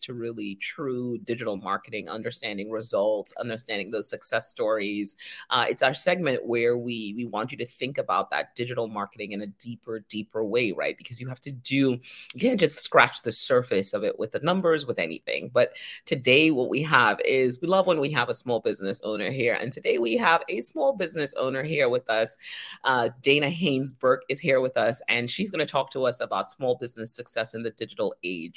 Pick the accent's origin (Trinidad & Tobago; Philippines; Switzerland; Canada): Trinidad & Tobago; We're from Trinidad